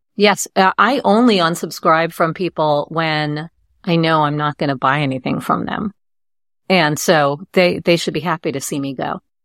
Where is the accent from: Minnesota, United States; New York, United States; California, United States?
New York, United States; growing up in New York